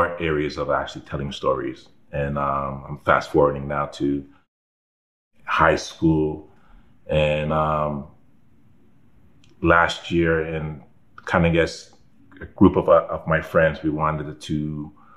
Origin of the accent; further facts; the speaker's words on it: Toronto, Ontario, Canada; I was from Scarborough